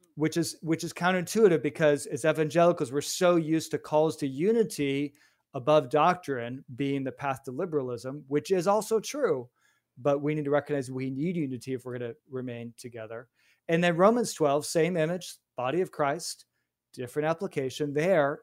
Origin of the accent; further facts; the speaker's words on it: Chicago, Illinois, United States; I grew up in Chicago